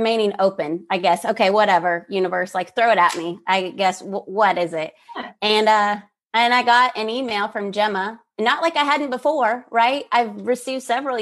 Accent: Kansas City, United States; moved away; also born or lived in Dallas, Texas; I moved from Dallas, Texas to back to where closer to where I'm from in Kansas City

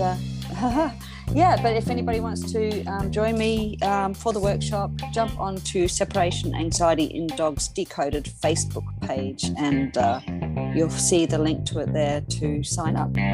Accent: Australia; I'm from Australia

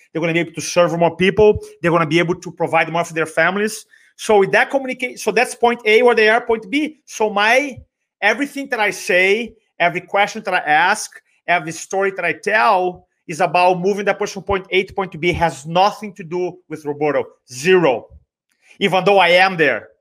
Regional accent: Brazil; accent: Brazilian; first language Portuguese; English is a second language; moved away as an adult; now in United States; I grew up in Brazil, Portuguese

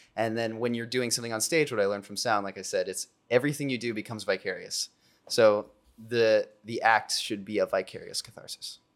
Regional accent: Culver City, California, United States; I grew up in Culver City

